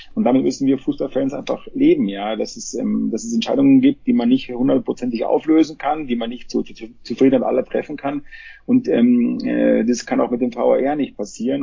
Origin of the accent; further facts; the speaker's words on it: Munich, Bavaria, Germany; ich komme ja aus München, mitten aus der Stadt, ja, ich bin immer mit den Menschen aufgewachsen